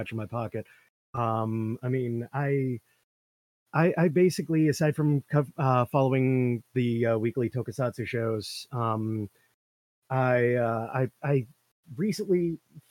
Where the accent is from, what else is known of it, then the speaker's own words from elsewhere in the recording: Fairhaven, Massachusetts, United States; my hometown has a sister city in Japan. We've got a very storied history, goes back over 100 years relationship-wise with Japan